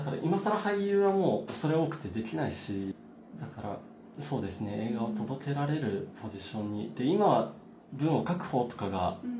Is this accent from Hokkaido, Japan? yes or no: no; Nagano, Japan; moved away as an adult; now in Tokyo, Japan; 長野県っていう田舎で生まれ育って